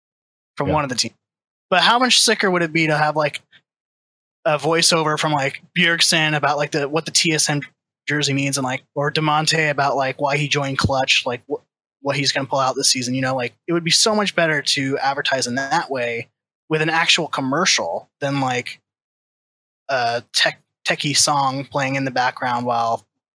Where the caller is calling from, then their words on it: Santa Clarita, California, United States; I'm calling from Santa Clarita, California.